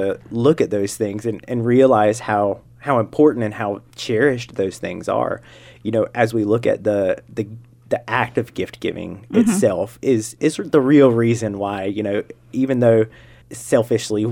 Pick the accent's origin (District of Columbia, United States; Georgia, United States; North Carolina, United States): North Carolina, United States; I'm from North Carolina